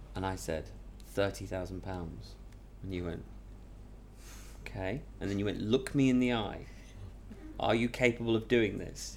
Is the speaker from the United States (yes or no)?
no; Manchester, North West England, United Kingdom; I'm from Manchester, there's a kind of northern